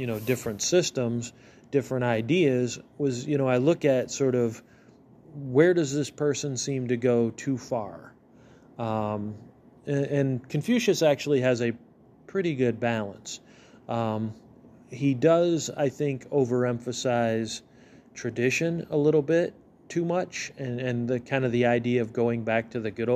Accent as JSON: {"language": "English", "country": "United States", "said": "as an American"}